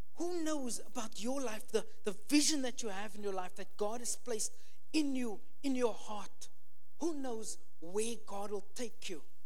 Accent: Cape Town, Western Cape, South Africa; moved away; I'm from Cape Town, South Africa.

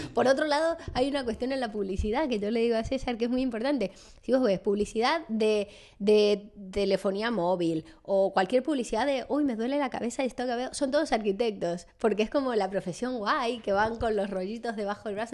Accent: San Juan, Argentina; moved away as an adult; also born or lived in Italy; now in Madrid, Spain; Yo no soy de Buenos Aires, eh, entonces eh, soy de San Juan, de una ciudad del interior de, Argentina

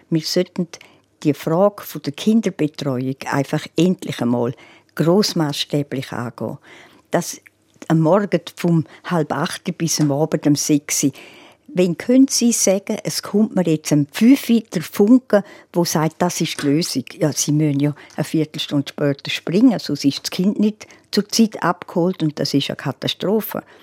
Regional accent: Graubünden, Switzerland; Ja gut, ich fühle mich als Bündnerin und die Giacomettis sind ja auch Bündner.

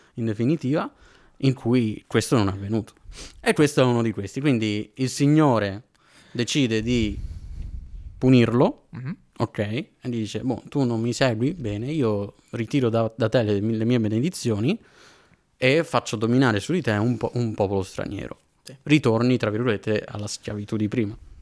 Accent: Padua, Veneto, Italy; moved away as an adult; now in Florence, Italy; io provengo da Padova, sto studiando, sto studiando a Firenze in questo momento e frequentavo la chiesa di Padova

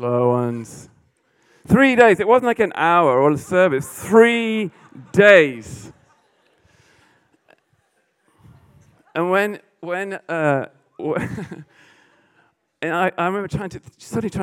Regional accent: England, United Kingdom; being English

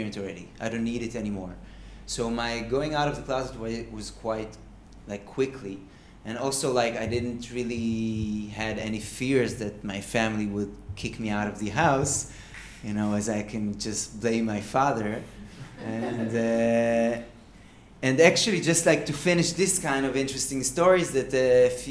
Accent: Kfar Saba, Central District, Israel; also born or lived in Haifa; now in Tel Aviv, Israel; And I was raised in Kfar Saba

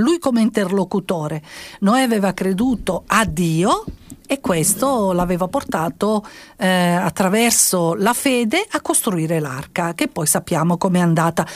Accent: Sicily, Italy; come siciliana

